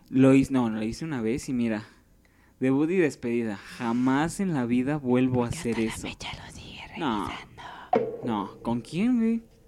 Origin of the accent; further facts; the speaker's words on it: Mexico City, Mexico; Soy de Iztapalapa, casi llegando a Tláhuac